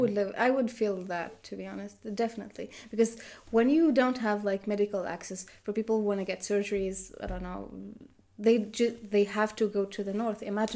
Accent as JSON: {"language": "English", "town": "Khenchela", "region": "Khenchela Province", "country": "Algeria", "moved": "yes", "lives_now": "Russia", "said": "I'm from Khenchela. It's like in the east of Algeria."}